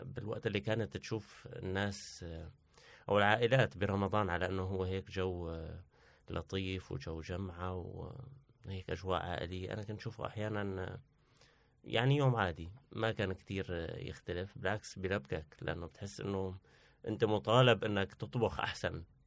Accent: Syria; now in Turkey; معروفة عنا كسوريين

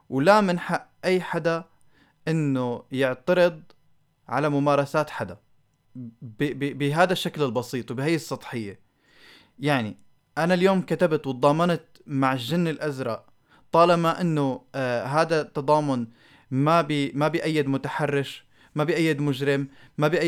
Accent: Syria; نحن عايشين بدوامه آه، كسوريين خليني احكي الصراحه

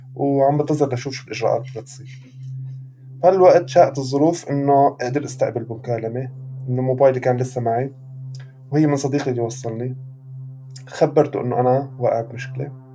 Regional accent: Syria; moved away as an adult; also born or lived in Beirut, Lebanon; now in Europe; كوني سوري

